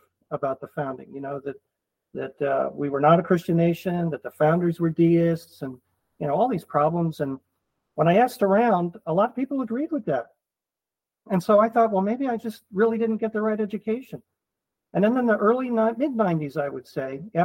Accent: Philadelphia, Pennsylvania, United States; I'm originally from the Philadelphia area. I grew up in a home

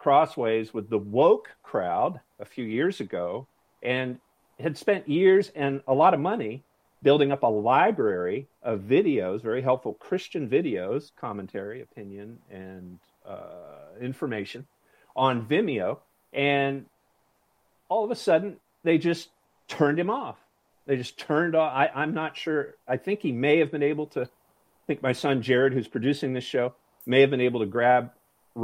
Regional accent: Maine, United States; I'm from Maine.

